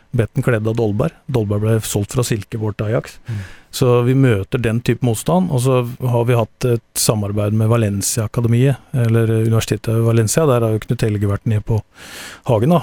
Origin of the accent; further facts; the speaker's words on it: Telemark, Norway; jeg er telemarking